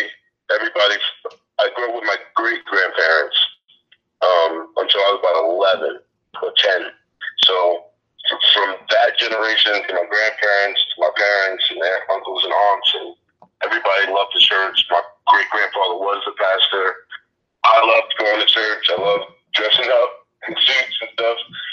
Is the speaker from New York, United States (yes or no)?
yes; New York City, New York, United States; I grew up in New York City